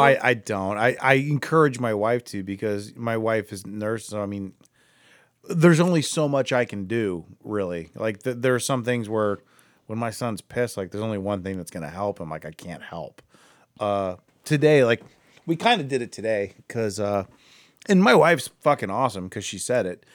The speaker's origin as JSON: {"language": "English", "town": "Akron", "region": "Ohio", "country": "United States", "said": "more in the Akron area"}